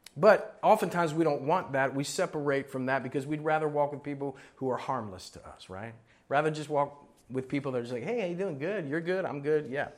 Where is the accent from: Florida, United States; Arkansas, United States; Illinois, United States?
Florida, United States; moved away; also born or lived in Miami, Florida; I was born in Miami, Florida, grew up in Florida and several places up and down in Florida